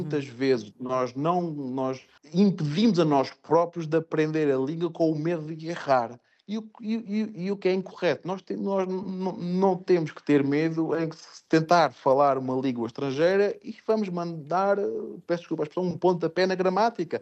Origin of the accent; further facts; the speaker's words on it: Portugal; moved away as an adult; also born or lived in France / Spain / England; now in Fujairah, United Arab Emirates; nós como portugueses